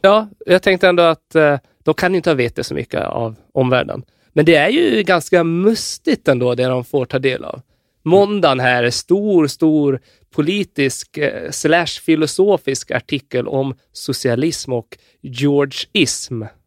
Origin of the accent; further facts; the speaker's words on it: Gotland, Sweden; jag är ju från Gotland